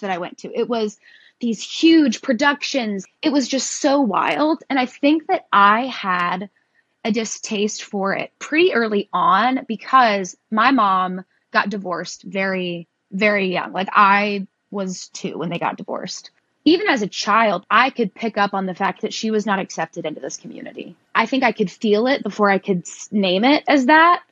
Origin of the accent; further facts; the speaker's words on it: Tennessee, United States; I was raised in the South. I've lived in Tennessee my entire life